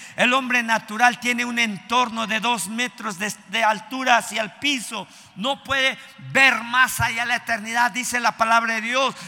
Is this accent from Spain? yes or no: no; Mexico; en nuestro México